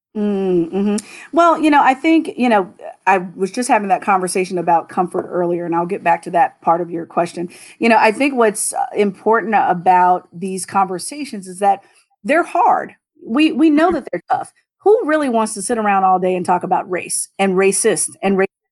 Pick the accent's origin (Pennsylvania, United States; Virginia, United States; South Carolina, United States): Virginia, United States; Southern; now in Maryland, United States; I'm originally from Southern Virginia